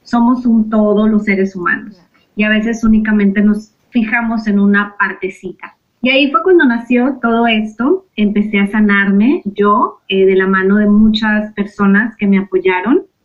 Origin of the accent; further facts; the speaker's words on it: Mexico; now in United States; vivo en Estados Unidos, soy mexicana